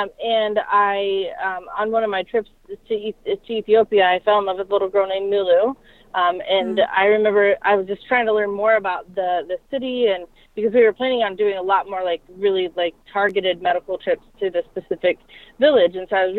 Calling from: Ohio, United States

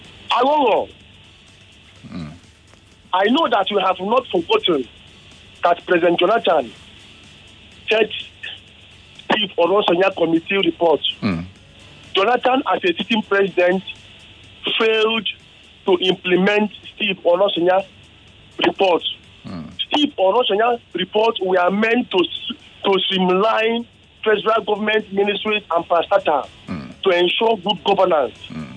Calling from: Suleri, Nigeria; from Suleri.

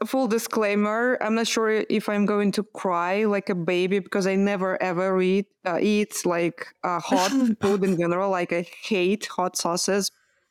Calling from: Amsterdam, North Holland, Netherlands; Yeah, Amsterdam.

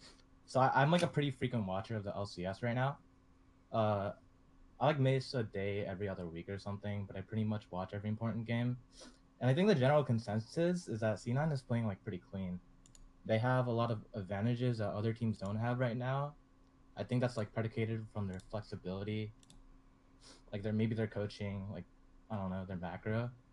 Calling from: New England, United States; I'm calling from, like, the New England region.

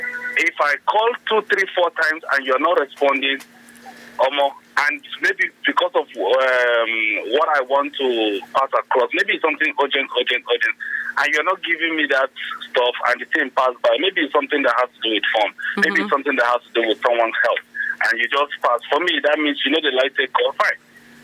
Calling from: Lagos, Nigeria; I'm calling from Berger.

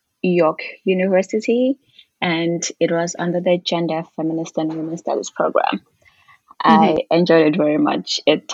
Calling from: Toronto, Ontario, Canada

